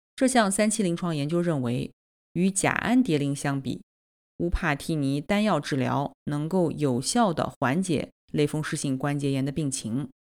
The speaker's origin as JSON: {"language": "Chinese", "town": "Nanjing", "region": "Jiangsu", "country": "China", "said": "我来自南京"}